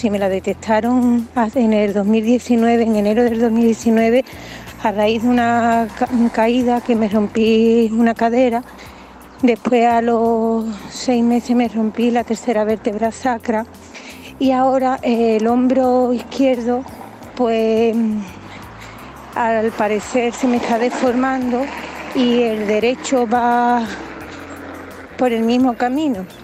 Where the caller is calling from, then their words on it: Seville, Andalusia, Spain; Hola, buenas tardes. mire … de Sevilla.